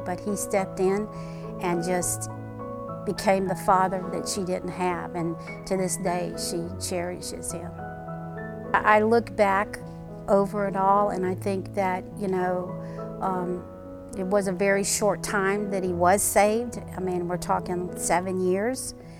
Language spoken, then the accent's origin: English; Chicago, Illinois, United States; moved away as an adult; also born or lived in Butler, Pennsylvania; now in Greenville, United States; I grew up in Chicago, Illinois. I actually was uh, born in Butler, Pennsylvania, and moved when I was five to Chicago and graduated high school and then came to South Carolina.